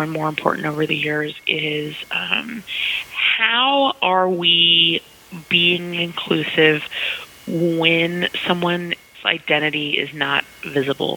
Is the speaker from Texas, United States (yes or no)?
yes; Texas, United States; also born or lived in Oklahoma; I identify as a Southerner. I grew up in Texas and Oklahoma